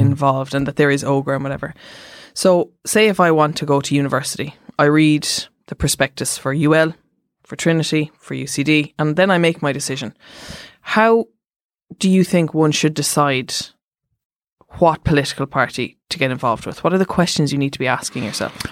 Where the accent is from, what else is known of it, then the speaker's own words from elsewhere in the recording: Cork, Munster, Ireland; I'm from Cork